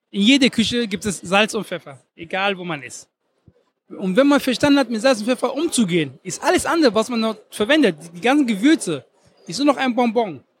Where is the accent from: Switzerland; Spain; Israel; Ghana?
Ghana; also born or lived in Germany; Ich bin einmal, ich bin einmal Deutscher und einmal aus, ich bin einmal aus Ghana.